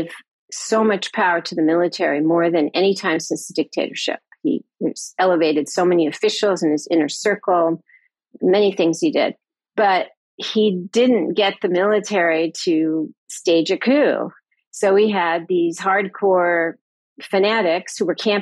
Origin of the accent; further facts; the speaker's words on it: United States; as an American